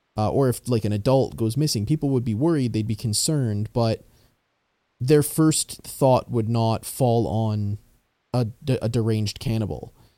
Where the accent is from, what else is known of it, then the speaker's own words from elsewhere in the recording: Canada; being Canadian, we learn about a lot of those in school